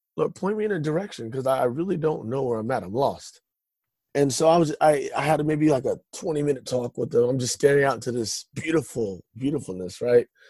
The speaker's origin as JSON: {"language": "English", "town": "Stockton", "region": "California", "country": "United States", "tie": "born or raised there", "said": "I uh, was born and raised in Stockton, California."}